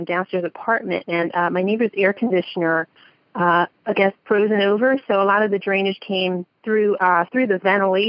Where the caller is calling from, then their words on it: New Jersey, United States; I'm calling from South Jersey. I'm close to Philadelphia, close to New York.